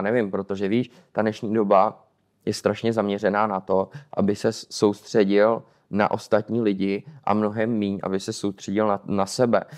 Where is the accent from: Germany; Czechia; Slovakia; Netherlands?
Czechia; now in Poland; nikdy jsem třeba nebyl jako hrdý Čech